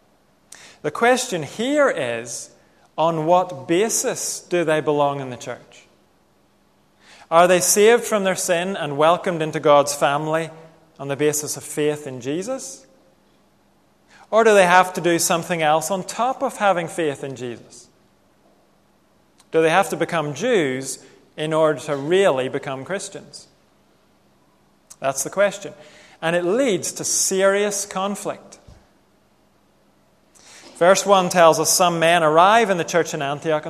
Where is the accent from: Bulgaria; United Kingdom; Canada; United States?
United Kingdom; Northern Ireland; growing up in Northern Ireland